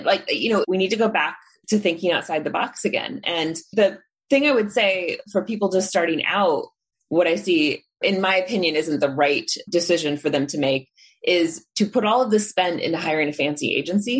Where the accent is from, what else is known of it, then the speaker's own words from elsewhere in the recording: Indiana, United States; now in San Francisco, United States; I grew up in Indiana where we had burlap sacks on the farm